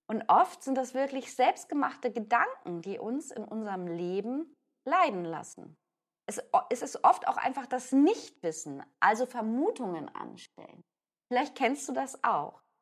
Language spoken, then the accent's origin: German; Hamburg, Germany; ich bin ja eben auch oft in Hamburg, ich bin Hamburgerin